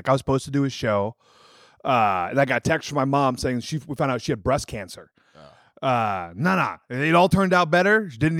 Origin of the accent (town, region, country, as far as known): Wisconsin, United States; born or raised there; moved away